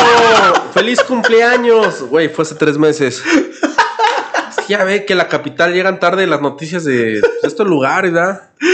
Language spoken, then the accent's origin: Spanish; Aguascalientes, Mexico; crecí en Aguascalientes en los 90